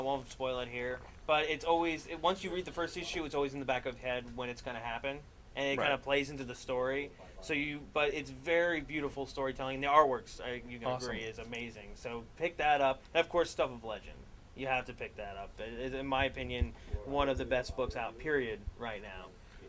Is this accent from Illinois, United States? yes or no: no; New Jersey, United States; born there; Well, I was born in Jersey, so...